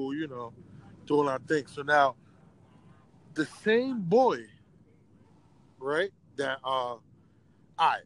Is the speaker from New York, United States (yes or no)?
yes; New York City, New York, United States; also born or lived in Far Rockaway, Queens / Jamaica, Queens; I moved from Far Rockaway, Queens to Jamaica, Queens.